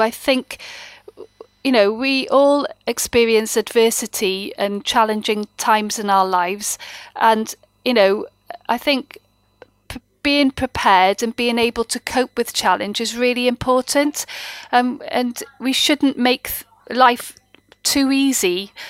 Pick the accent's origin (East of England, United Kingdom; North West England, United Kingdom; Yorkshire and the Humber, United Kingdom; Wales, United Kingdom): Wales, United Kingdom; I'm a Welsh speaker, an avid Welsh lady